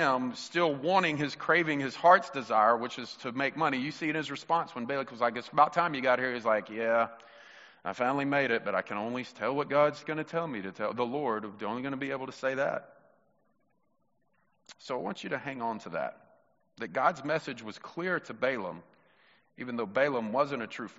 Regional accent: Mississippi, United States; You're my brother, and we're from Mississippi

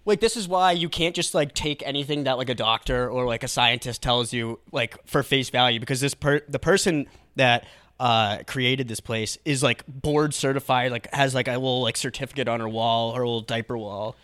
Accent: Atkinson, New Hampshire, United States; Atkinson, my hometown, like, in New Hampshire

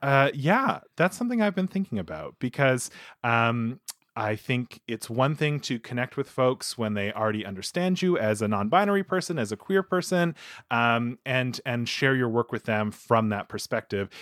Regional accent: Manitoba, Canada; where I grew up in Manitoba

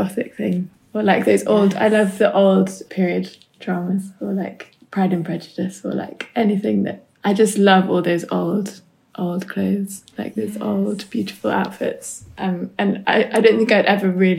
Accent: New Forest, South East England, United Kingdom; where I grew up in the New Forest

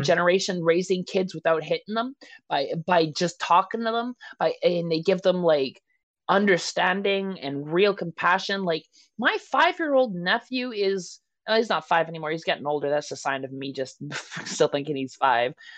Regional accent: Canada; I'm a Canadian

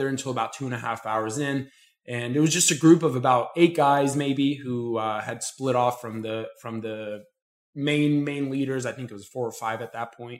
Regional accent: Florida, United States; I'm from Florida

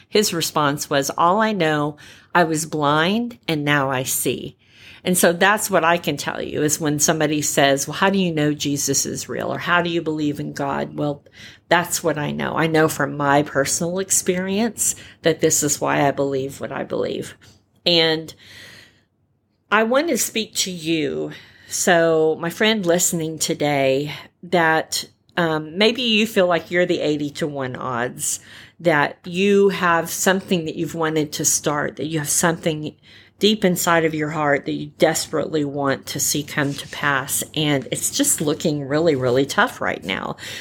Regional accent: California, United States; I'm a California girl by birth. I was born in California

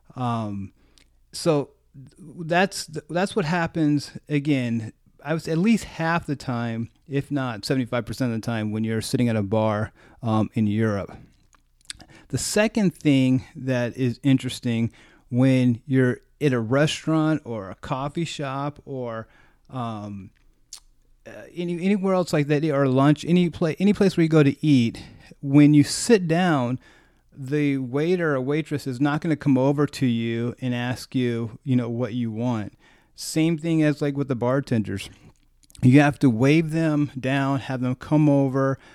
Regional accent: United States; I was, like, American

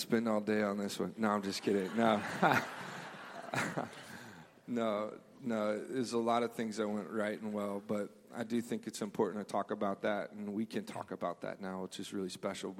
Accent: Memphis, Tennessee, United States; moved away; I grew up in Memphis. We had a church there

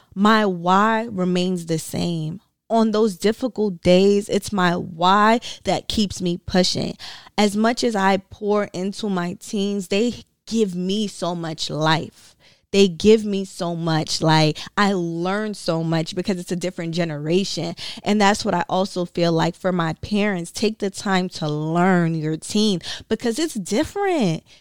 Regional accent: Brooklyn, New York, United States; I am from Brooklyn, New York, raised by a Caribbean mom.

